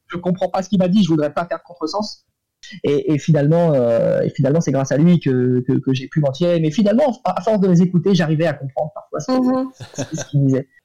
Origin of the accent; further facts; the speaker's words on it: France; en tant que Français